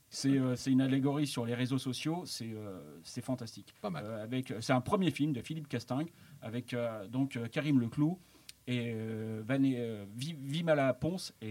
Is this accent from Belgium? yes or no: no; France; nous, on est français